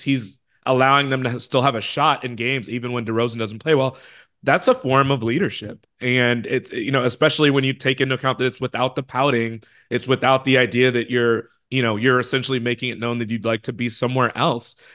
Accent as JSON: {"language": "English", "town": "Chicago", "region": "Illinois", "country": "United States", "said": "I'm from Chicago."}